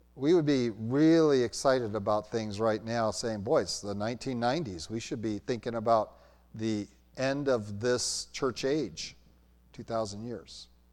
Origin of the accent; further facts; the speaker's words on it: United States